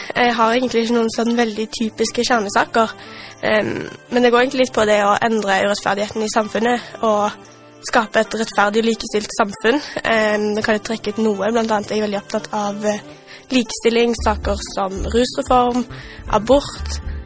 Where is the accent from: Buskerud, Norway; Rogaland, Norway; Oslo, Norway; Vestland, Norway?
Rogaland, Norway; Stavanger; jeg har bodd i Stavanger hele livet mitt. vokst opp i Bekkfaret og bor nå på Hinna